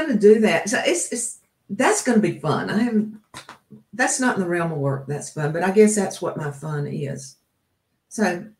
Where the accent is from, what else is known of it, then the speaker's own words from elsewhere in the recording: the South, United States; Remember, like, I come from the South.